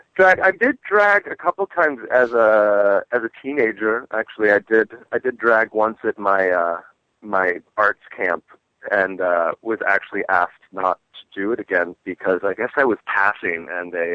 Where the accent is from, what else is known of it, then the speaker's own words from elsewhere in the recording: Washington, District of Columbia, United States; also born or lived in Great Falls, Virginia; now in Los Angeles, United States; I was born in the District of Columbia